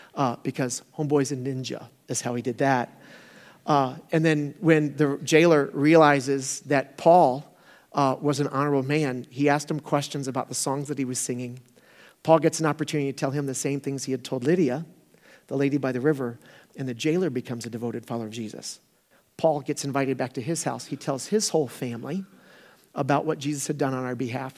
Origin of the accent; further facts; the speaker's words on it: Florida, United States; I grew up in Florida, so I've been through a, a few hurricanes